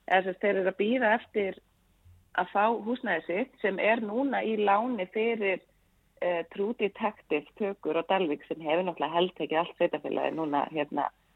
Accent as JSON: {"language": "Icelandic", "area": "Svarfaðardalur", "region": "Northeastern Region", "country": "Iceland", "tie": "born or raised there", "said": "ég nú fættu upp hann upp í Svarðardal"}